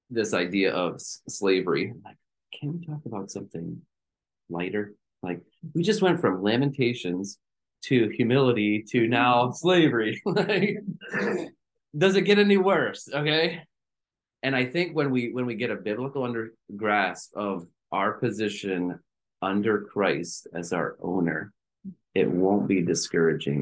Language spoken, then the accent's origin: English; United States; we are Americans